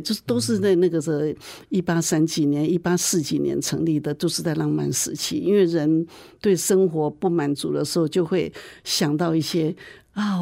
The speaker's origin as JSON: {"language": "Chinese", "town": "Taichung", "country": "Taiwan", "tie": "born or raised there", "moved": "as an adult", "lives_now": "Kaohsiung, Taiwan", "said": "我是台中人，我是一直都住在台中，我是结婚嫁到高雄来的"}